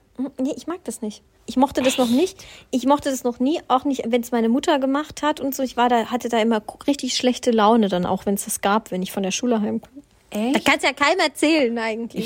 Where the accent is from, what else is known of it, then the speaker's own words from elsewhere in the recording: Swabia, Germany; ich bin Schwabe